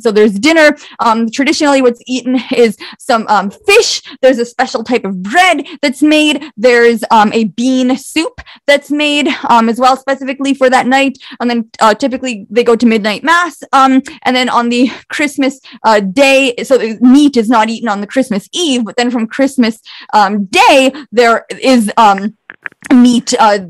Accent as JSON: {"language": "English", "country": "Bosnia & Herzegovina", "said": "I am ethnically Croat and I'm from Bosnia originally"}